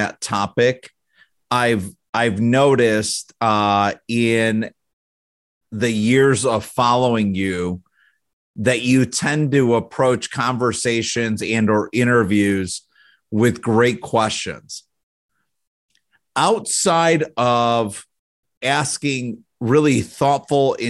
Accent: Chicago, Illinois, United States; moved away as an adult; now in Michigan, United States; as children growing up in the Chicago area

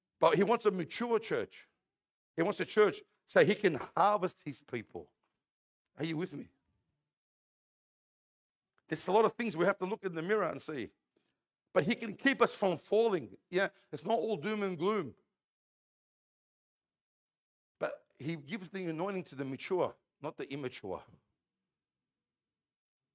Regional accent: Parramatta, New South Wales, Australia; I'm an Aussie, born and bred here in Parramatta Hospital. I was born in the old Parramatta Hospital.

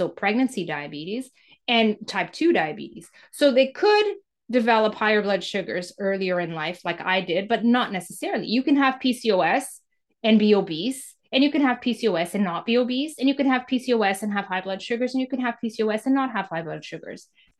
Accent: Mozambique; born there; When I was born in Mozambique in 1977, and it was the time in Mozambique where Mozambique was going through war and independence

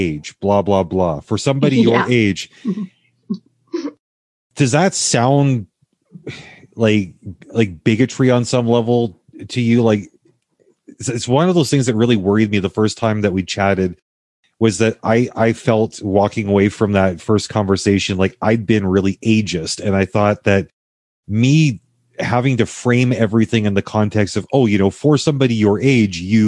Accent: Canada; also born or lived in United States; my experience as a Canadian

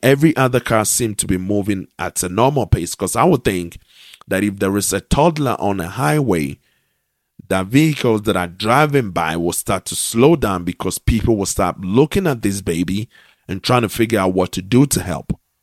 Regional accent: Ghana; I am a Ghanaian

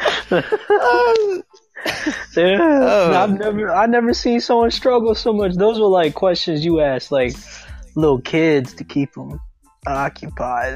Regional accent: United States; I'm American, too

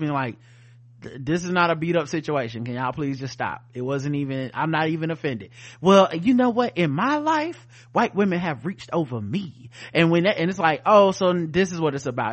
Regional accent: the South, United States; I'm from the South, y'all

